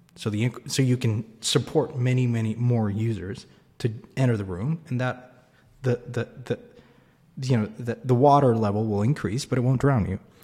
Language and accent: English; Mexico; I grew up in Mexico.